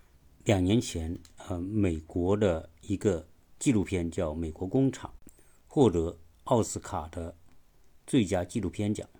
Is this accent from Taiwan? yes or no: no; China; 我们中国人都是非常熟悉的。